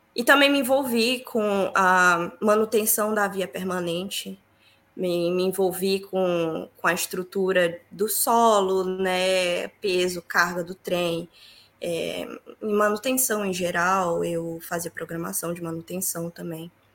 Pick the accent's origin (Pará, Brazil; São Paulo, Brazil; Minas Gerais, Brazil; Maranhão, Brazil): Pará, Brazil; Santarém; moved away as an adult; now in Ireland; eu sou de Santarém, sou paraense com muito orgulho